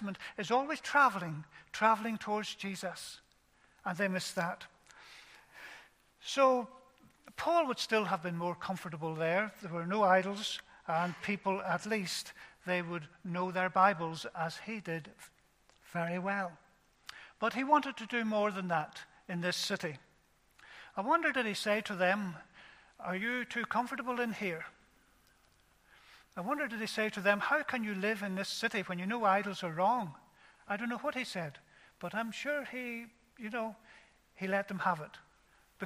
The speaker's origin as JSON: {"language": "English", "town": "Ballymena", "region": "Northern Ireland", "country": "United Kingdom", "tie": "born or raised there", "said": "I was brought up in Ballymena"}